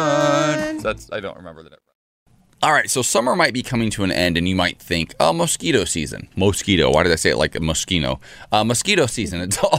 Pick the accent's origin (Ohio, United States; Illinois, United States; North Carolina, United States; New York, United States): Ohio, United States; moved away; I grew up in Ohio.